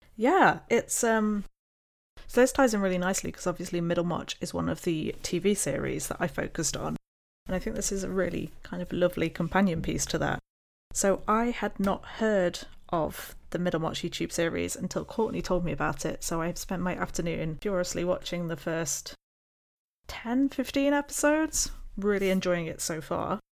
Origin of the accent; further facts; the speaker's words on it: United Kingdom; being British